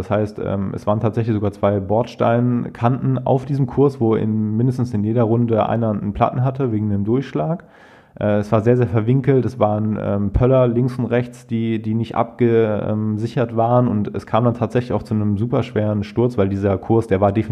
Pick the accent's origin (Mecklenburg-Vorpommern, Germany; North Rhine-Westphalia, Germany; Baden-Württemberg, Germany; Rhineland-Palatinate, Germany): North Rhine-Westphalia, Germany; Krefeld; beim Nachtourkriterium in Krefeld, also mhm. in meiner eigentlichen Heimatstadt, wo ich groß geworden bin.